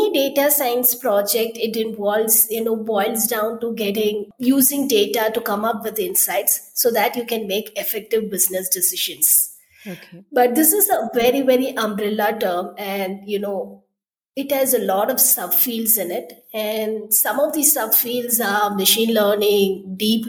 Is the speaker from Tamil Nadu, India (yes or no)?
yes; Chennai, Tamil Nadu, India; I'm from Chennai. I did my schooling, engineering, and all my early years were spent there.